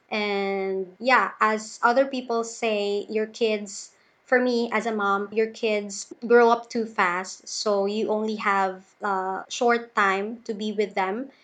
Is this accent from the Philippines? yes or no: yes; Philippines; I'm from the Philippines. So I'm in Davao City, the biggest city here in the Philippines.